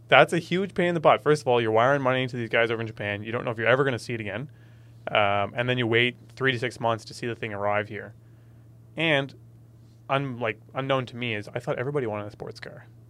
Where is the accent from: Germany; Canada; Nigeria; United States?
Canada; Ontario; moved away as an adult; now in Nova Scotia, Canada; Born and raised in Ontario